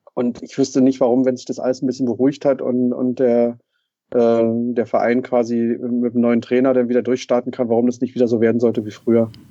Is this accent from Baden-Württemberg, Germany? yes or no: no; Brandenburg, Germany; als geborener Brandenburger.